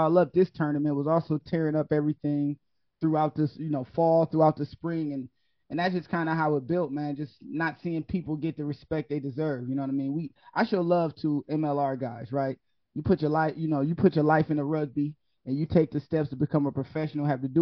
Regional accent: Ohio, United States; now in Miami, United States; I live in Miami now, right? I'm born and raised in Ohio

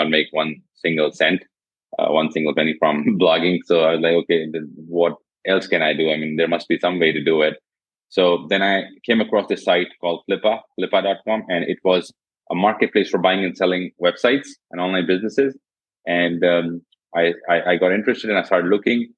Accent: India; also born or lived in Jodhpur, Rajasthan; I'm from India. I'm based in a city called Jodhpur in India

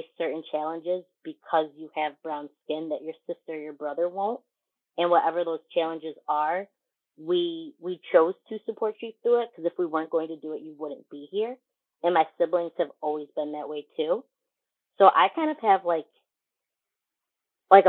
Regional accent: Syracuse, New York, United States; I was born and raised in Syracuse

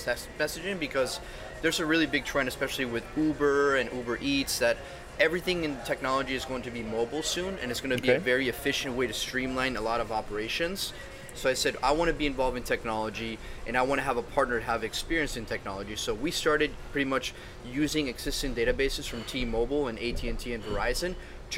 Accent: Venezuela; now in Miami, United States; I'm from originally from Venezuela, but my grandparents are European

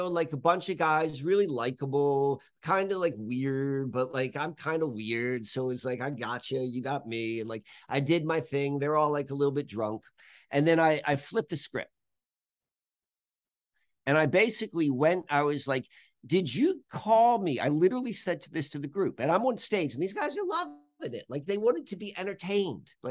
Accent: Baltimore, Maryland, United States; I came from Baltimore to to the Amish countryside

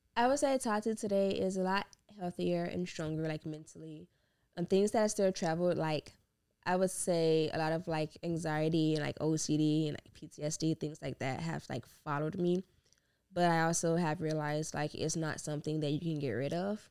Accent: Gary, Indiana, United States; moved away as an adult; also born or lived in Hammond, Indiana; now in Indianapolis, United States; I'm originally from Gary and then moved up to Indy. I've been in Indy for six years, I think.

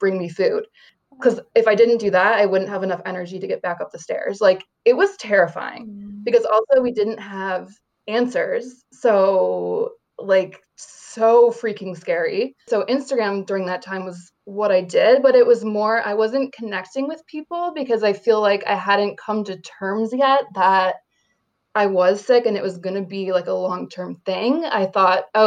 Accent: upstate New York, United States; moved away as an adult; my husband and I moved back to my hometown and bought a house in upstate New York

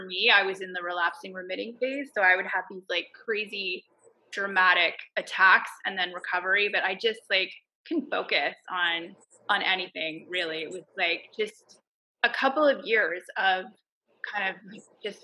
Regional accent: Montreal, Quebec, Canada; now in Toronto, Canada; Originally from Montreal.

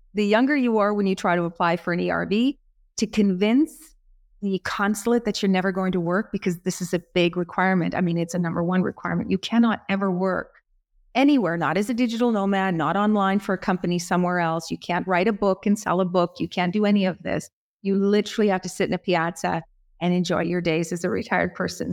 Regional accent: Canada; moved away as an adult; also born or lived in England; now in Florence, Italy; I'm from Canada

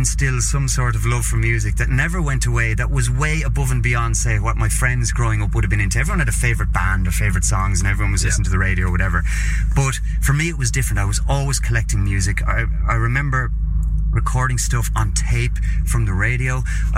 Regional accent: Carlow, Leinster, Ireland; also born or lived in Dublin; my hometown of Carlow in Ireland, which is about an hour's drive south of Dublin

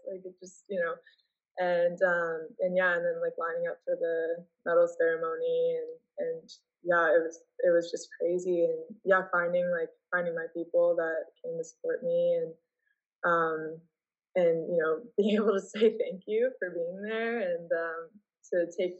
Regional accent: Canada; You know, just implying that like because I'm playing here, they should know that I'm Canadian.

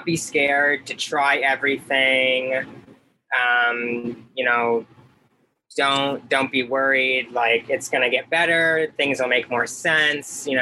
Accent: St. Petersburg, Florida, United States; I grew up in St. Petersburg, Florida.

